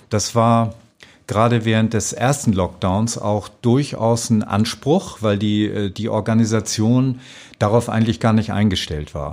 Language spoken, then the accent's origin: German; Schleswig-Holstein, Germany; now in Austria; Ja, also ich komme äh, aus einem kleinen Dorf an der Nordsee. Das ist fast an der dänischen Grenze.